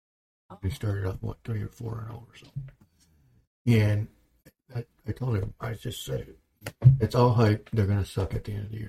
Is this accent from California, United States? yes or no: no; Michigan, United States; Because we're from Michigan. Michigan.